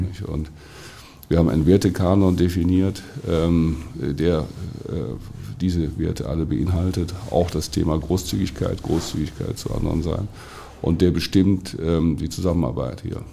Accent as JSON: {"language": "German", "country": "Germany", "said": "wir heutzutage als Deutsche"}